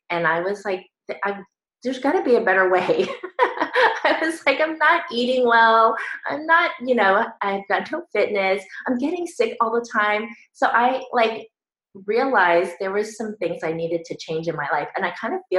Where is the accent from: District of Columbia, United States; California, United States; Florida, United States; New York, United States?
California, United States; Northern; moved away as an adult; as soon as I graduated high school, I went off to college, I left home, and I never went back. So I was on my own. And I moved from Northern California to Southern California